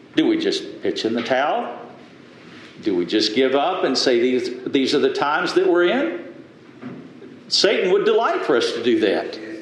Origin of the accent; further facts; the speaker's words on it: the South, United States; I grew up in the South, and most folks did go to some type of, of, of religious order, went to church.